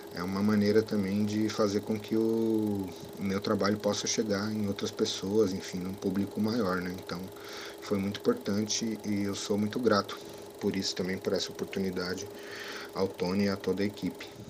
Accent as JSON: {"language": "Portuguese", "region": "São Paulo", "country": "Brazil", "tie": "born or raised there", "also_born_or_lived": "Bexiga, São Paulo", "said": "sou nascido e criado na Zona Sul, especificamente no bairro da Piraporinha, no Embuimirim"}